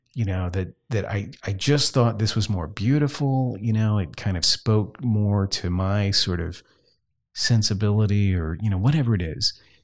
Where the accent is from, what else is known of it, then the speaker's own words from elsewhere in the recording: Southwest Louisiana, United States; I grew up in Southwest Louisiana where Roman Catholicism is the norm.